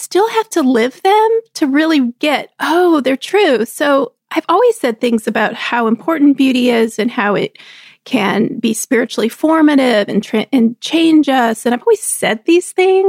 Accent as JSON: {"language": "English", "region": "Texas", "country": "United States", "tie": "born or raised there", "moved": "yes", "said": "We grew up together in Texas."}